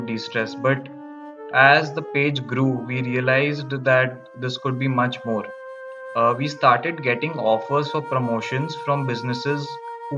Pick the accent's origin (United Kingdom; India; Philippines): India; Kolkata, West Bengal; moved away as an adult; also born or lived in Ahmedabad; I was born and brought up in Kolkata